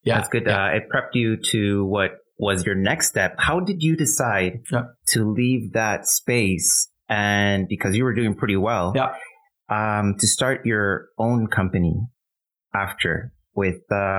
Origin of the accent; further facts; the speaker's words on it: Mexico; now in Canada; us immigrants, I'm from Mexico, you know, we come to countries like Canada